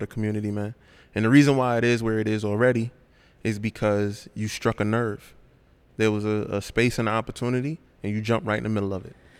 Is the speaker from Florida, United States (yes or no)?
no; New York City, New York, United States; I'm born and raised in Brooklyn.